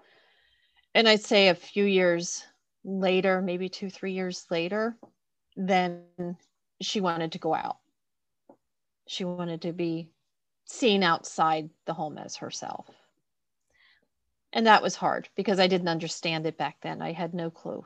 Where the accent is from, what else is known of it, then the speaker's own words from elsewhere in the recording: Camp Hill, Pennsylvania, United States; I actually grew up in Camp Hill, so I'm not too far from where I grew up from